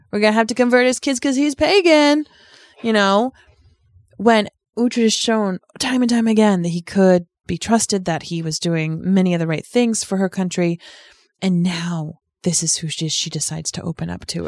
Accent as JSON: {"language": "English", "region": "Rhode Island", "country": "United States", "said": "I'm from Rhode Island, one of the original thirteen"}